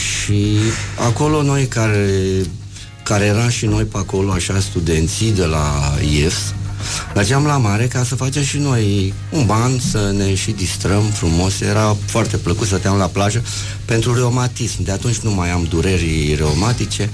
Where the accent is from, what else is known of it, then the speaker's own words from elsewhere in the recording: Iași, Iași County, Romania; accent: Moldavian; eu fiind din Iași pot să cânt de câte ori vreau moldovenești, cum trebuie. Adică la noi, la județul Iași, acolo, unde, de unde sunt eu, știi, că, știi unde m-am născut eu? În curtea Bisericii Catolice din Iași